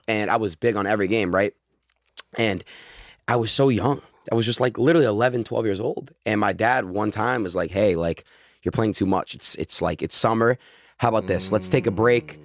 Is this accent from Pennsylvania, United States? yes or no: no; Florida, United States; moved away; also born or lived in New York; I was born in Florida